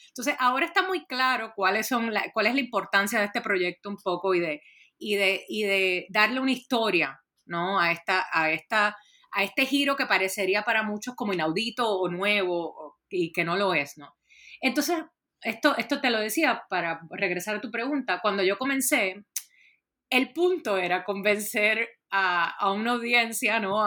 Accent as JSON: {"language": "Spanish", "country": "Puerto Rico", "moved": "yes", "said": "yo soy originalmente de Puerto Rico"}